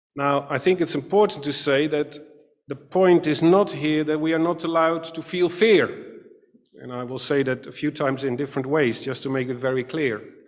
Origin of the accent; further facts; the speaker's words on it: Katwijk, South Holland, Netherlands; I grew up in Katwijk aan Zee, a small seaside town near The Hague